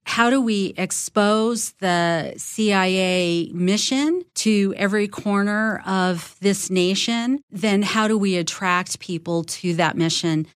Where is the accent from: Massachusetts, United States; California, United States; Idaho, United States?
California, United States; Los Angeles; I grew up in Los Angeles, third generation Angelino, third generation Mexican American